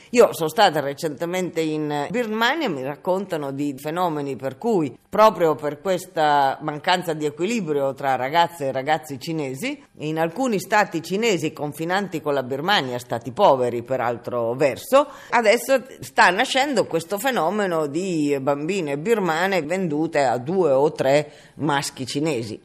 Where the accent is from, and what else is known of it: Italy